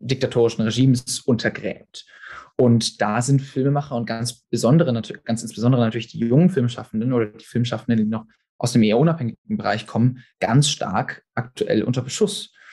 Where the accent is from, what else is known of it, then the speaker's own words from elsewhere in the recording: Stuttgart, Baden-Württemberg, Germany; moved away as an adult; now in London, United Kingdom; ich bin Filmregisseur, ursprünglich aus Stuttgart